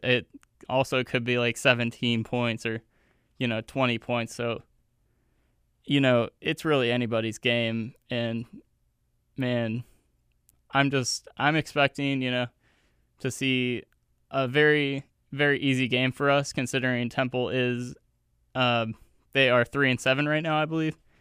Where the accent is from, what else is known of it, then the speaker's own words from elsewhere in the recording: Youngstown, Ohio, United States; moved away; my, my hometown, Youngstown, Ohio, which is, like, four hours away from here.